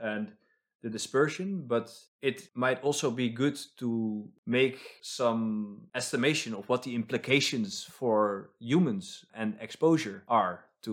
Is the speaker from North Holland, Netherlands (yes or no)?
yes; Amsterdam, North Holland, Netherlands; now in Stockholm, Sweden; I come from Amsterdam